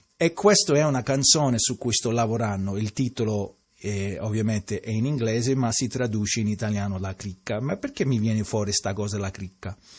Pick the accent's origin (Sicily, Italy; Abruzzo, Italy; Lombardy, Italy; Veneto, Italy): Sicily, Italy; Io che sono siciliano